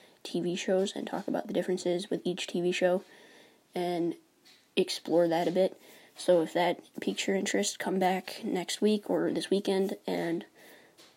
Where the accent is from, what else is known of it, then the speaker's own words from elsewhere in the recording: New York, United States; I was born and raised in New York